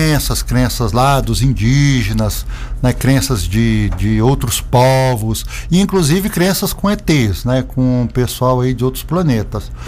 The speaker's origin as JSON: {"language": "Portuguese", "town": "Brasília", "region": "Federal District", "country": "Brazil", "tie": "born or raised there", "moved": "yes", "lives_now": "Alto Paraíso, Brazil", "said": "Eu sou brasiliense de nascença, filho de servidores públicos"}